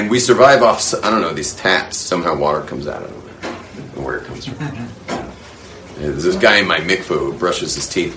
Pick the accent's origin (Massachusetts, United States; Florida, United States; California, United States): California, United States; Los Angeles; I grew up in the Hollywood world